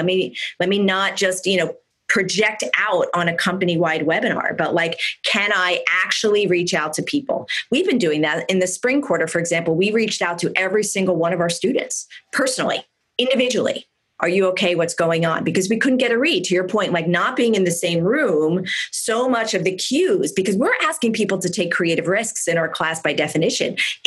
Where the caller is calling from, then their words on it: California, United States; I mean, I'm calling in from Silicon Valley. Our fire season is far from done. We've just had two of the biggest fires in the state's history.